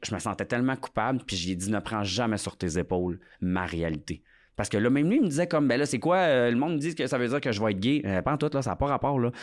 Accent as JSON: {"language": "French", "area": "Lac Saint-Jean", "region": "Quebec", "country": "Canada", "said": "je viens quand même du lac Saint-Jean"}